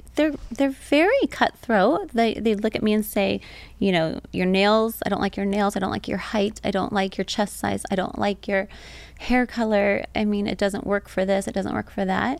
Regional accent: Temecula, California, United States; also born or lived in Orange County, California; I was born in Orange County, but we moved when I was seven. So, um, most of what I remember is growing up in Temecula, Southern yeah. California

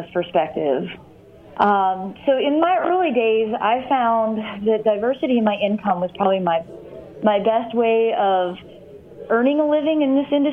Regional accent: Monroe, Michigan, United States; I grew up in Monroe, Michigan

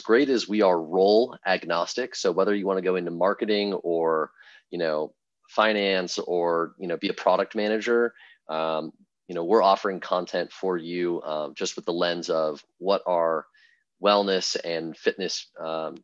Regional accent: Bay Area, California, United States; moved away as an adult; now in Michigan, United States; I'm originally from the Bay Area

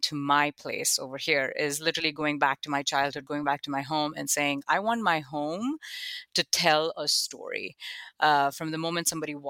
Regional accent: Buffalo, New York, United States; oh, when I grew up in Buffalo, I saw this.

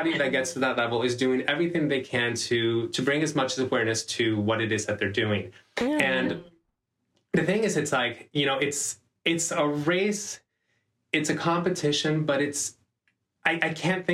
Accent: Panama; I'm from Panama

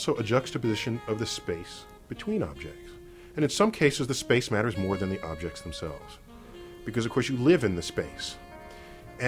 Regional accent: New York City, New York, United States; also born or lived in Manhattan; I grew up in the Bronx, but now I live in Manhattan.

